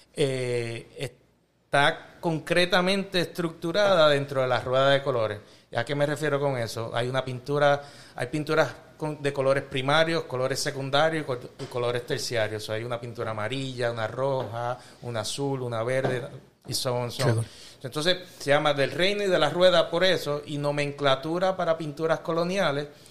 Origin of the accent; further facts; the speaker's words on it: Chicago, Illinois, United States; yo soy mitad colombiano, mitad boricua, nacido y criado aquí